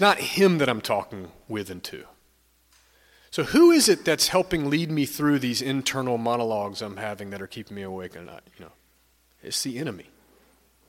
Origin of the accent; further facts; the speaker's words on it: Stone Mountain, Georgia, United States; moved away; I'm from the Atlanta area. I grew up about 20 minutes east of Atlanta, an area called Stone Mountain.